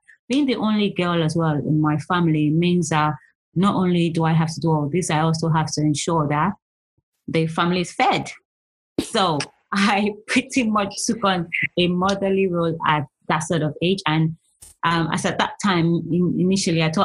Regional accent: Nigeria; moved away as an adult; also born or lived in London, United Kingdom; now in United Kingdom; I'm originally from Nigeria. I pretty much did all my adult, pretty much young and adult age in Nigeria. I left Nigeria when I was 21.

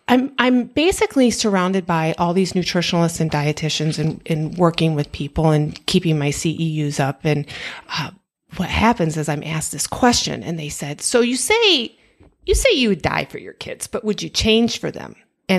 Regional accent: Michigan, United States; And we were born and raised in Michigan.

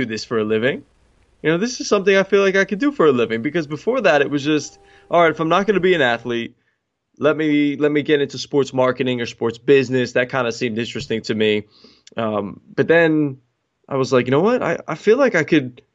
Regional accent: Newtown, Connecticut, United States; moved away as an adult; also born or lived in Queens, New York; now in New York, United States; I'm originally from Newtown, Connecticut, and now living out in New York in Queens

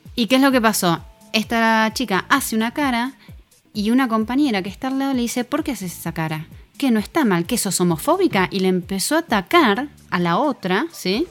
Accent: Argentina; Somos argentinos

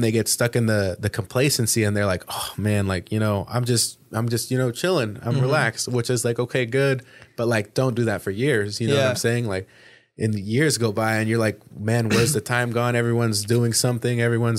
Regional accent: California, United States; I made a decision to leave, because I'm from the Bay Area, you know, originally, like North Bay.

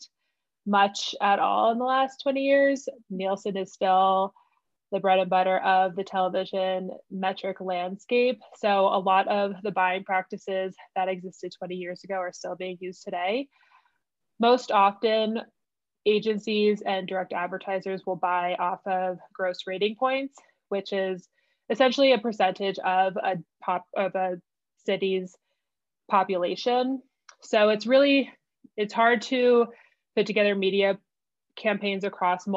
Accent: New Jersey, United States; moved away as an adult; now in Denver, United States; I'm originally from New Jersey, but I've lived in Denver seven, 8 years. But New Jersey is definitely home

